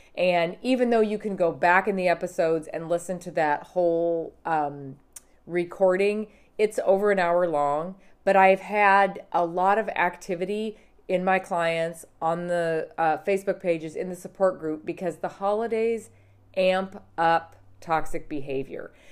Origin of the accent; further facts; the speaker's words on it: Montana, United States; I grew up in Montana